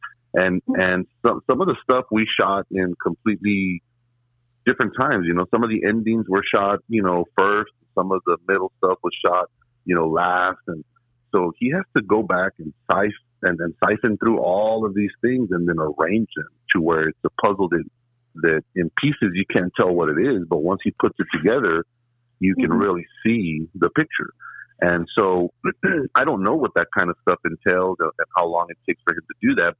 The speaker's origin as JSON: {"language": "English", "town": "La Joya", "region": "Texas", "country": "United States", "tie": "born or raised there", "also_born_or_lived": "McAllen, Texas", "said": "I was born and raised in La Jolla, Texas, and I reside in McAllen now."}